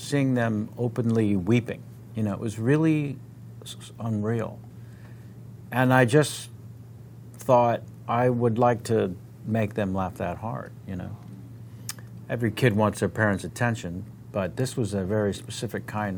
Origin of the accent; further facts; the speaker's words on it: San Francisco, California, United States; I'm from San Francisco. The other great city, and everyone thinks I'm from New York.